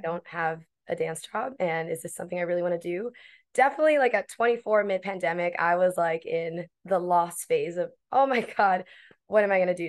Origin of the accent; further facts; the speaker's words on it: Miami, Florida, United States; moved away as an adult; now in New York, United States; originally born and raised in Miami, Florida. I was there since eighteen, and then I moved to New York